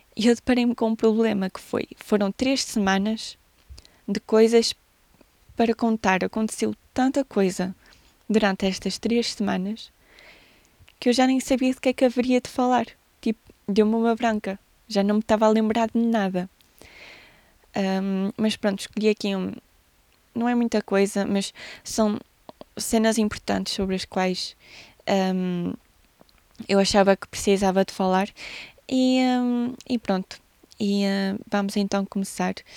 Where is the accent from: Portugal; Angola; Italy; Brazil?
Portugal; Castelo de Paiva, Norte; a minha terra, a terra onde nasci e que adoro do fundo do meu coração